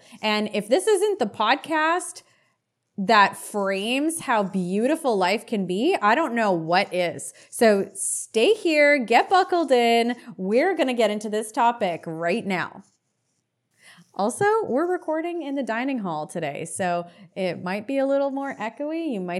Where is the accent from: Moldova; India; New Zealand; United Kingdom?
Moldova; born there; also born or lived in Canada / Israel; My family and I was born in Moldova. We lived in Canada. We were almost deported. We had to leave the country. And we lived in Israel for 3 to 4 years of my life.